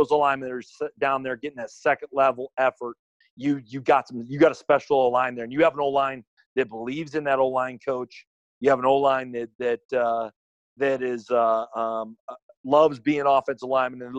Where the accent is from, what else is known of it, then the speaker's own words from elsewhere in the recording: South Dakota, United States; moved away as an adult; now in Chadron, United States; I grew up in Red Isle, South Dakota, on a ranch